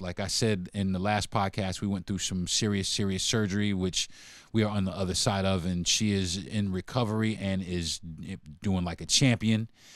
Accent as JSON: {"language": "English", "town": "New York City", "region": "New York", "country": "United States", "said": "I'm from Brooklyn"}